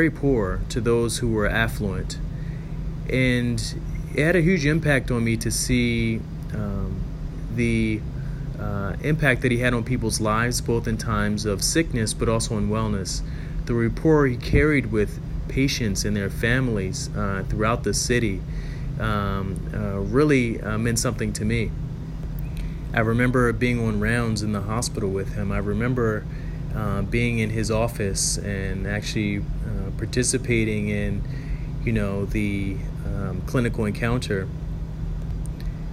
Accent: Baltimore, Maryland, United States; I grew up in the Baltimore area

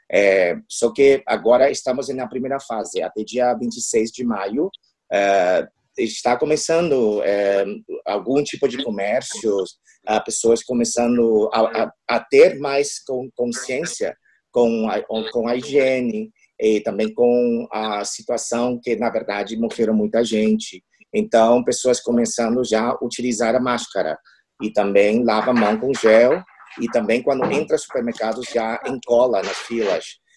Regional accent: Taiwan; Portuguese is a second language; now in Spain; na verdade, eu sou diplomada de Taiwan, eu sou o primeiro secretário do escritório

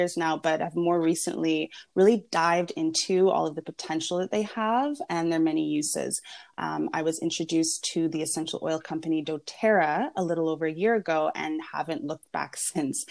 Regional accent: Vancouver, British Columbia, Canada; also born or lived in Venice, Los Angeles, California; now in Los Angeles, United States; I'm originally from Vancouver, Canada, but I currently live here in Venice, California, in Los Angeles

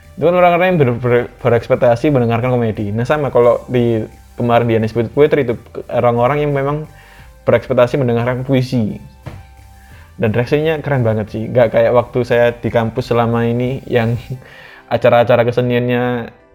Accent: Surabaya, East Java, Indonesia; also born or lived in Menganti, Gresik / North Sumatra (Batak ancestry); di daerahku di Surabaya

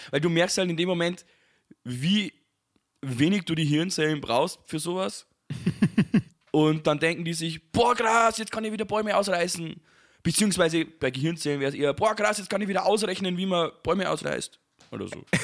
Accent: Bavaria, Germany; ich als Bayer

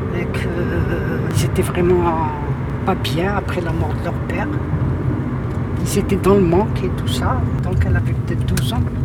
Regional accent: Tazmalt, Béjaïa Province, Algeria; now in France; je suis née à Tasmalt, voilà. Mm. À Tasmalt, la wilaya de, de Béjaïa, en Algérie

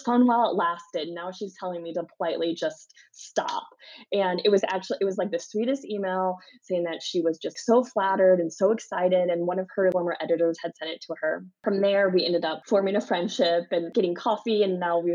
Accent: Missouri, United States; I'm from Missouri

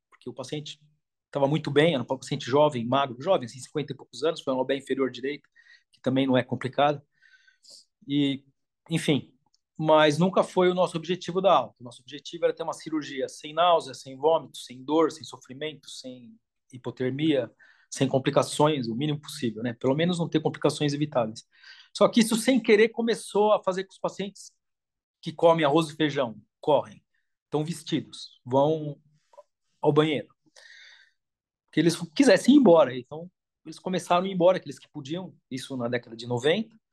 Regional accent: São Paulo, Brazil; moved away as an adult; now in Paris, France; eu sou da Moca, né, em São Paulo

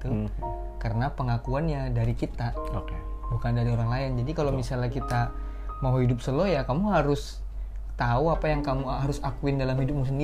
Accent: Samarinda, East Kalimantan, Indonesia; aku orang Samarinda

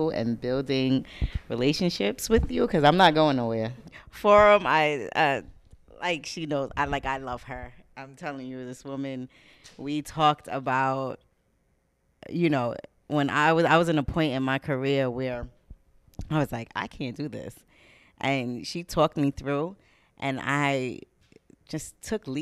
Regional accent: New York City, New York, United States; because I'm from the Bronx. I live in the Bronx

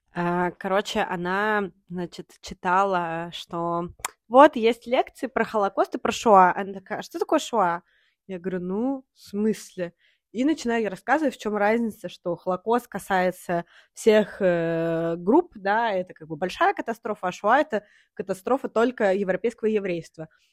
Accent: Saint Petersburg, Russia; я из э, России, из города Санкт-Петербург

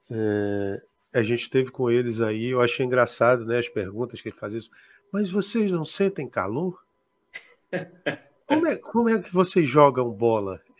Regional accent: Rio Branco, Acre, Brazil; Eu sou de Rio Branco, da capital.

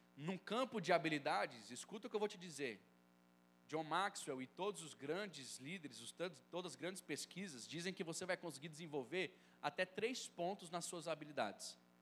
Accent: Brasília, Federal District, Brazil; eu sou lá de Brasília, da Igreja Batista Filadélfia

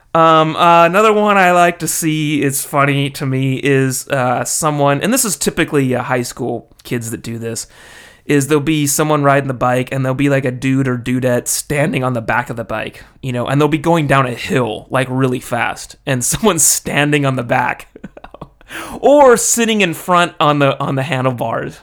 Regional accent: California, United States; moved away as an adult; now in Japan; being American and from California, I, uh, I grew up with a helmet law

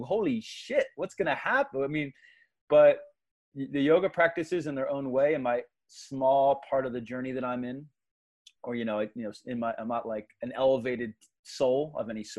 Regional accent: Philadelphia, Pennsylvania, United States; was growing up in the Philadelphia area, so I'm a Philly kid from South Philly

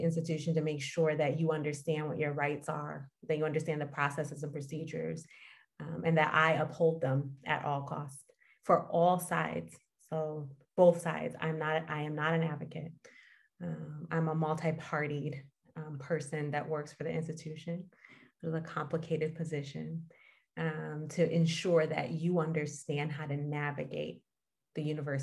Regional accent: Detroit, Michigan, United States; now in Redlands, United States; I'm from Michigan, Detroit area.

